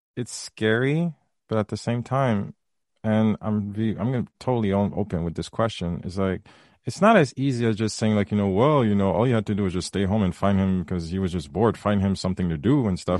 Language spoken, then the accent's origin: English; Haiti; I was raised in the Caribbean, raised Haitian